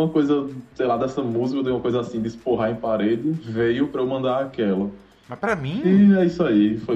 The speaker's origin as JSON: {"language": "Portuguese", "town": "Maceió", "region": "Alagoas", "country": "Brazil", "lives_now": "João Pessoa, Brazil", "said": "sou de. tenho 22 anos, sou de Maceió, Alagoas, mas atualmente moro em João Pessoa"}